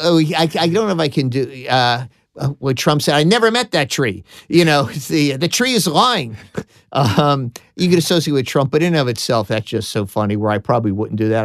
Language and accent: English; Philadelphia, Pennsylvania, United States; accent: Philadelphia; being from Philadelphia, my Philadelphia accent